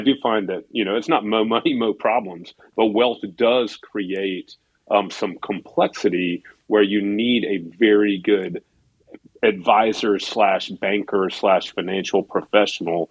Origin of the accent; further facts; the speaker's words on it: Atlanta, Georgia, United States; moved away as an adult; now in Nashville, United States; I never wanted to return to my hometown of Atlanta. I wanted to stay in Nashville for good